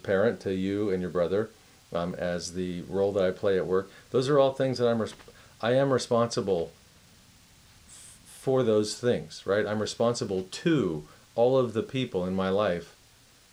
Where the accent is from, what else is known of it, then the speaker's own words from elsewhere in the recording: Miami, Florida, United States; I'm from Miami